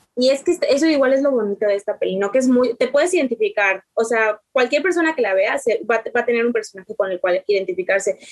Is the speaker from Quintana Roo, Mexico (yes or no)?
yes; Quintana Roo, Mexico; yo soy de Quintana Roo